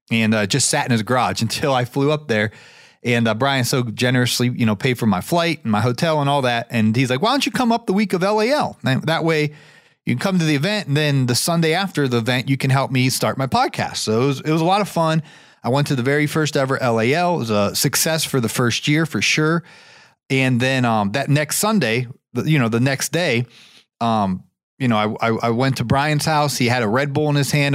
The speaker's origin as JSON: {"language": "English", "town": "Canton", "region": "Ohio", "country": "United States", "tie": "born or raised there", "moved": "yes", "lives_now": "Marietta, United States", "said": "my hometown is actually Canton, Ohio"}